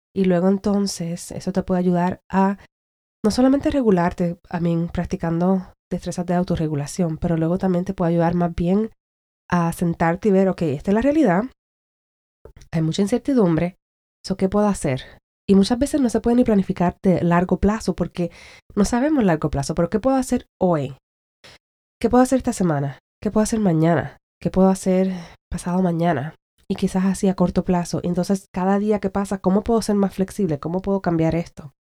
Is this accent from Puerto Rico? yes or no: yes; Puerto Rico; soy puertorriqueña y que quiero brindar más para la gente con la que me crié